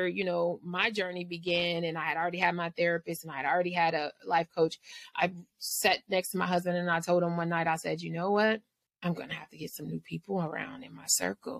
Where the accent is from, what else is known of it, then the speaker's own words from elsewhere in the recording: Los Angeles, California, United States; I'm from the inner city of LA, so I'm from South Central